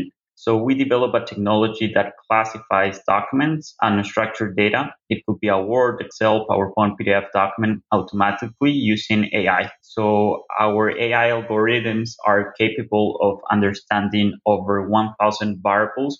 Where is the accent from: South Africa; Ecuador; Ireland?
Ecuador; Quito, Pichincha; I'm from Ecuador. I'm from Quito.